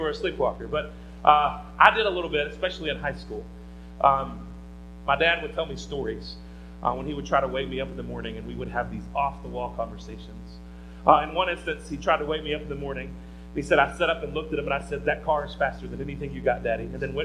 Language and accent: English; the Bible Belt, United States; grew up in the Bible Belt like I did